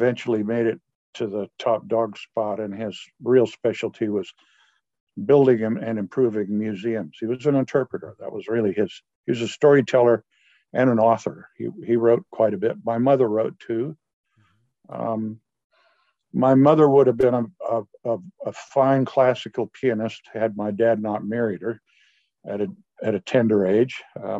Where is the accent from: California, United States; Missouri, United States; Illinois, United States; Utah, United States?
California, United States; Pasadena; born there; I was born in Pasadena, on the day the Marines invaded Okinawa.